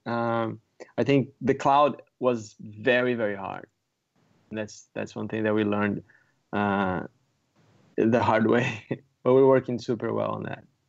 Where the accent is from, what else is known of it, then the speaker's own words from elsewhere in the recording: Brazil; moved away as an adult; also born or lived in San Diego; now in San Francisco, United States; I'm from Brazil originally